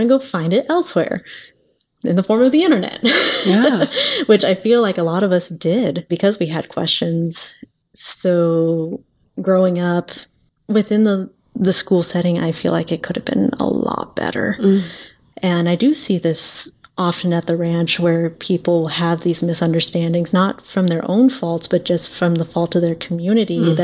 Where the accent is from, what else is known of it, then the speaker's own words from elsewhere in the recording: Arizona, United States; I grew up in Arizona, and there within the legislation, it is abstinence only sexual education